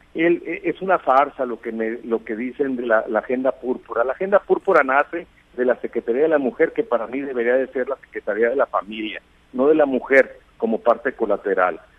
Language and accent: Spanish; Sinaloa, Mexico; como sinaloenses y como mexicanos